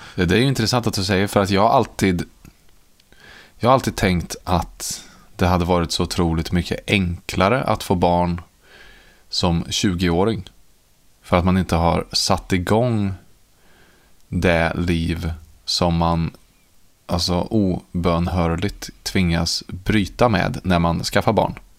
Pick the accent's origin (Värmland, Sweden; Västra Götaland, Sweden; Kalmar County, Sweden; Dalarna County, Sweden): Värmland, Sweden; Karlstad; Det är ju min uppväxt i Karlstad i Värmland